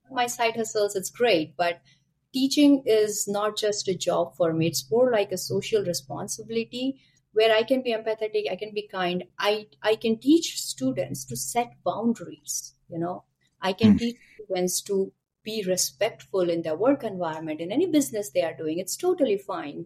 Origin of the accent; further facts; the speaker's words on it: India; moved away as an adult; now in Canada; I am born and brought up in India, and I moved to Canada a couple of years back, maybe six, seven